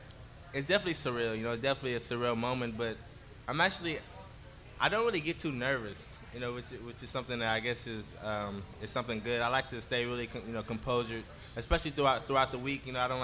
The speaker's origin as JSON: {"language": "English", "town": "Oakland", "region": "California", "country": "United States", "tie": "born or raised there", "said": "I think I'm a city boy. You know, I was raised in the city."}